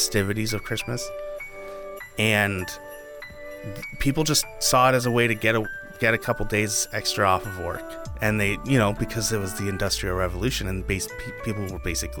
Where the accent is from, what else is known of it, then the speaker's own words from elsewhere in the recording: United States; we're American